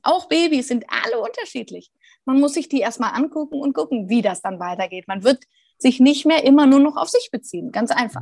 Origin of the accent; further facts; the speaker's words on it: Rhineland, Germany; Jetzt bin ich ja auch Rheinländerin